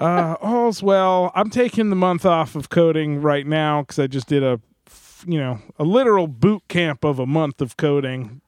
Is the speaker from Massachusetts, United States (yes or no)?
no; New Jersey, United States; moved away as an adult; I'm from New Jersey